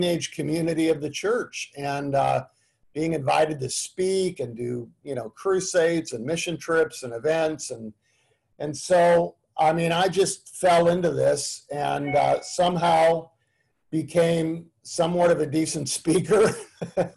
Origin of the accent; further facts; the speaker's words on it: Canada; moved away as an adult; also born or lived in Tulsa, Oklahoma; now in United States; I grew up in Canada. I'm a Canadian